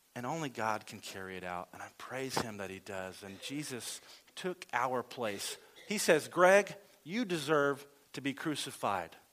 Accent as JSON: {"language": "English", "region": "the South", "country": "United States", "said": "I'm from the South"}